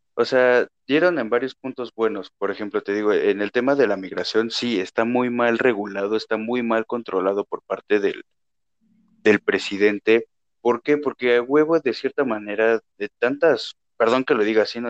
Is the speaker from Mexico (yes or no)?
yes; Mexico